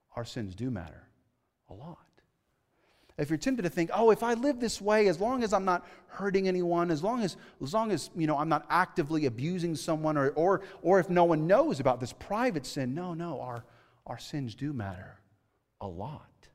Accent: California, United States; moved away as an adult; I grew up in California, okay, right? I grew up in the city

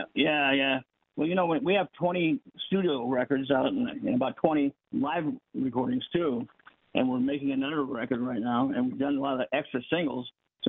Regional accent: United States; I'm from America

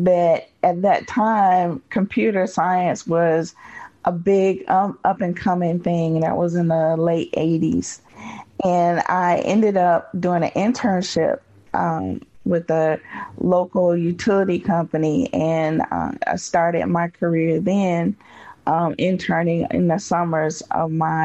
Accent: Wilmington, North Carolina, United States; now in Durham, United States; I was born in a place called Wilmington, North Carolina, which is on the coast, and grew up there.

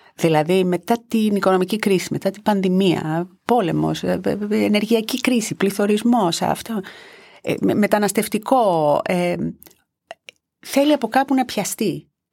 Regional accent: Greece; Η Ελλάδα είναι η πατρίδα μου και η Ευρώπη είναι το σπίτι μου.

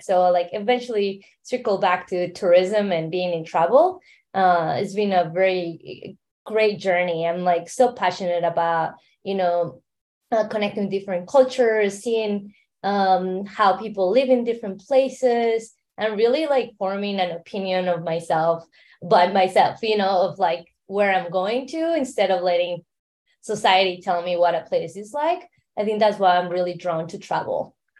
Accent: Mexico City, Mexico; accent: Mexican; now in San Francisco, United States; I am based in San Francisco to begin, but I grew up in Mexico City. So um, you hear that accent, it's Mexican accent

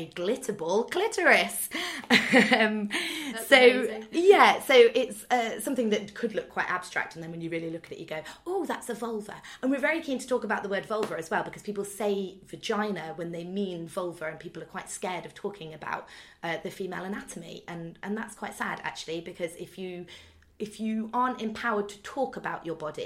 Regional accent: Nottingham, East Midlands, United Kingdom; we're all from Nottingham

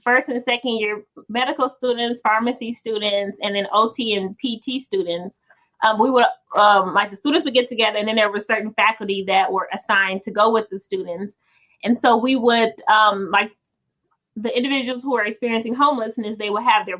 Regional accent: Detroit, Michigan, United States; the folks that were in my neighborhood when I grew up in Detroit

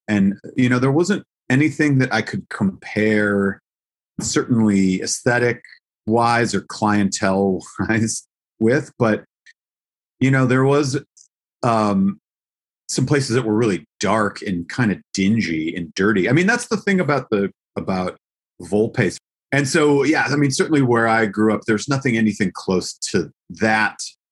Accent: Eau Claire, Wisconsin, United States; also born or lived in Milwaukee, Wisconsin; I grew up in Wisconsin.

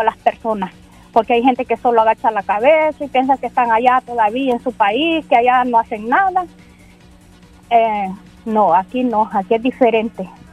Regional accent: El Salvador; moved away as an adult; now in San Francisco, United States; Yo soy del Salvador

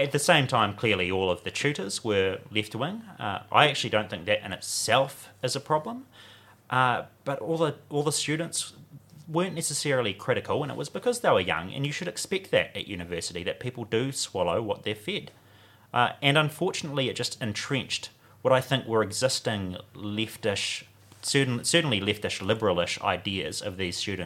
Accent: Warkworth, Auckland, New Zealand; moved away; I'm from Warkworth originally.

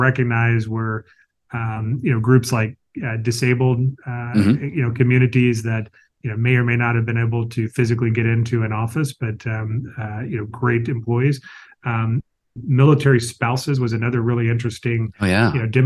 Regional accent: the South, United States; I grew up in the South

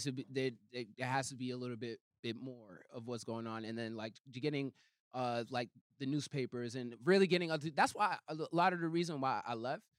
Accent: Boston, Massachusetts, United States; I'm from Roxbury.

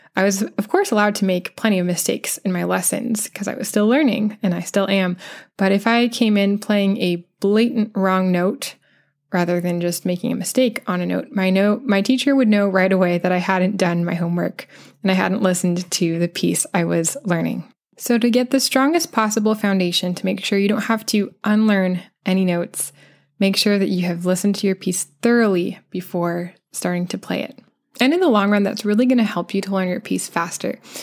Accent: United States; accent: American; that's the accent that I have

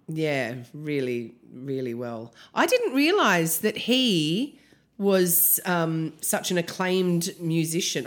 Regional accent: Canberra, Australian Capital Territory, Australia; I'm from Canberra.

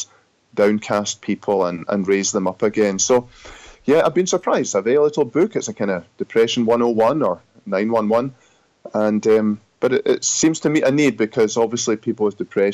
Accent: Scotland, United Kingdom; accent: Scottish; moved away as an adult; also born or lived in Grand Rapids, Michigan, United States; now in United States; I'm from Scotland originally. I pastored there for 12, 13 years and was called to serve in the U.S. in 2007. I've been here since then and now very happily an American citizen, but still with a Scottish accent

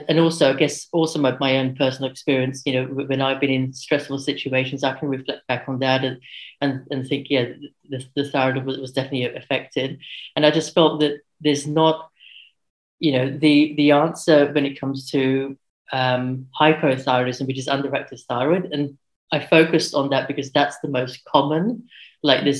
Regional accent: London, United Kingdom; moved away as an adult; now in Sydney, Australia; I'm from London. I've been in Sydney for almost 13 years now

